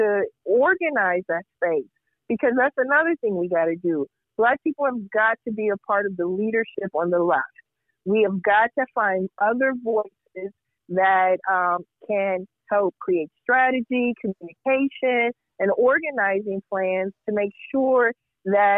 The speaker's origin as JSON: {"language": "English", "region": "Indiana", "country": "United States", "tie": "born or raised there", "moved": "yes", "lives_now": "Chicago, United States", "said": "I grew up in Indiana."}